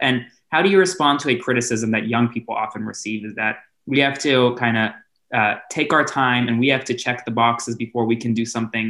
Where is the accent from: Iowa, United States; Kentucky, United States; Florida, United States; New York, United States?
Florida, United States; I grew up, my childhood home was only about 10 minutes away from Marjory Stoneman Douglas High School.